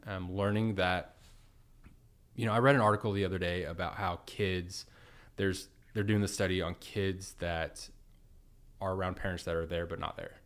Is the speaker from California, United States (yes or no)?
no; Edmond, Oklahoma, United States; born and raised in Edmond, Oklahoma